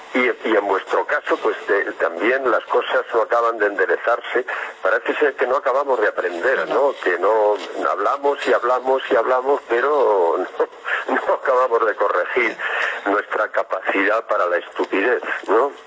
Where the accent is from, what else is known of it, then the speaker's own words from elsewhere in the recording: Spain; en España, vamos de cráneo